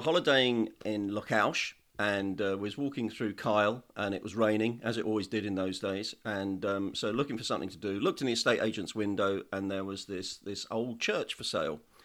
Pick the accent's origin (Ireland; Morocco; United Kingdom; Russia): United Kingdom; Woking, South East England; now in Isle of Skye, United Kingdom; I was born in Woking in Surrey.